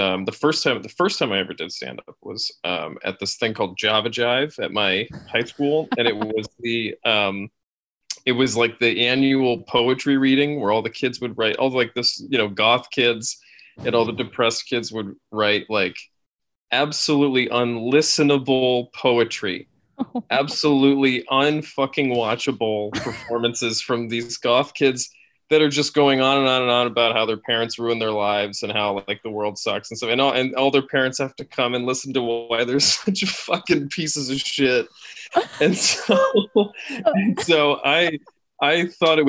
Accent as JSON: {"language": "English", "town": "Schenectady", "region": "New York", "country": "United States", "tie": "born or raised there", "also_born_or_lived": "Queens, New York", "said": "I grew up in Schenectady, New York, which is right outside Albany"}